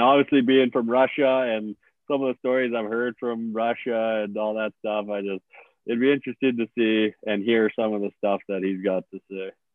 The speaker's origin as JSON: {"language": "English", "town": "St. Albert", "region": "Alberta", "country": "Canada", "said": "I'm from St. Albert"}